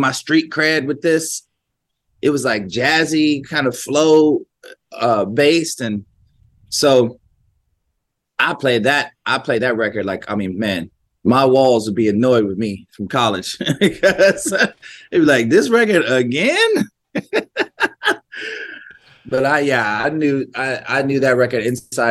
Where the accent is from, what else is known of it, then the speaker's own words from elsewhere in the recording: Columbus, Ohio, United States; growing up in Columbus, Ohio